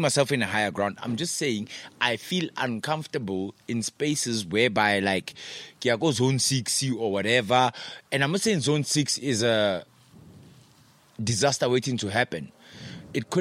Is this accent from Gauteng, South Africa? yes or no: no; Potchefstroom, North West, South Africa; moved away as an adult; also born or lived in Free State, South Africa; now in Johannesburg, South Africa; I was born in a small town of Fijonskroon. In the Free State. Stayed there for a couple of years. And then I moved to Potchefstroom.